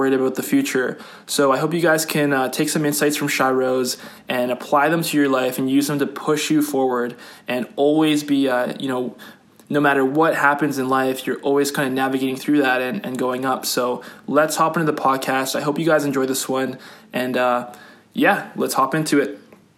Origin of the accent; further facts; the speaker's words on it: Calgary, Alberta, Canada; I was born in Calgary